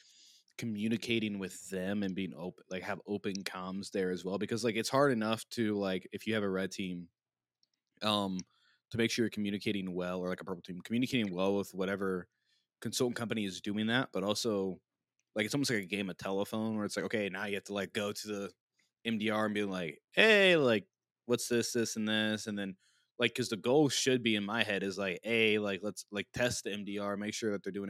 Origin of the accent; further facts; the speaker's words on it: Missouri, United States; I'm from Missouri